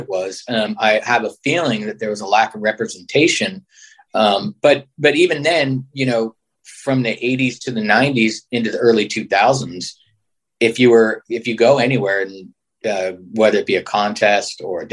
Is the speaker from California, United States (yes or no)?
yes; San Francisco, California, United States; growing up in San Francisco